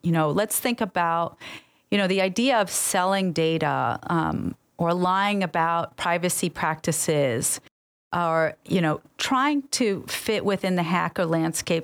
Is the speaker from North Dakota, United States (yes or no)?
no; New York, United States; also born or lived in Middle East; I grew up in New York.